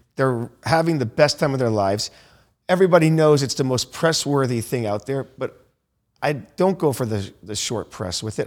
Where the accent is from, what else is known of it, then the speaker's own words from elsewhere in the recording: Naples, Florida, United States; now in Miami, United States; I'm from Naples, Florida